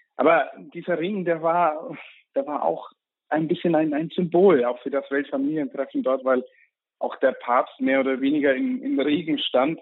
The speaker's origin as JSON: {"language": "German", "country": "Germany", "said": "als Deutscher"}